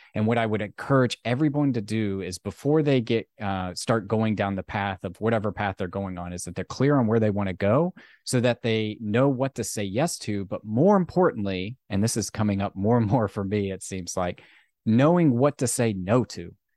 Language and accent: English; Virginia, United States; I grew up in Virginia